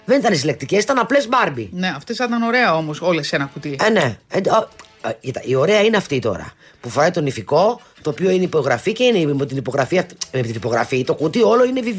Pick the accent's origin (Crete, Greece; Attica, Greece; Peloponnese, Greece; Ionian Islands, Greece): Attica, Greece; Athens; Από την Αθήνα.